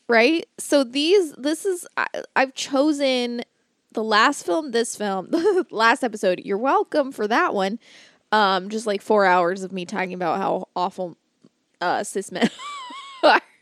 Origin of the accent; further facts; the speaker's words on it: Florida, United States; I grew up in Florida